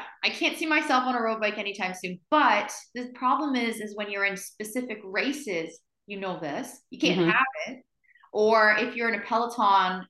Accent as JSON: {"language": "English", "town": "Windsor", "region": "Ontario", "country": "Canada", "moved": "yes", "lives_now": "Woodstock, Canada", "said": "I'm originally from Windsor, Ontario, which is down south of Ontario. But I live in Woodstock"}